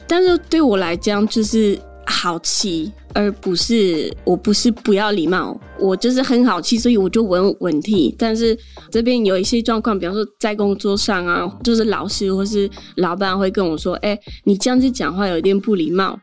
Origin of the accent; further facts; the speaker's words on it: Geneva, Switzerland; first language French; Chinese is a second language; moved away as an adult; also born or lived in Portugal (family); now in Taiwan; 我一直就是在瑞士出生，在，呃，瑞士长大了，所以我的母语就算是法文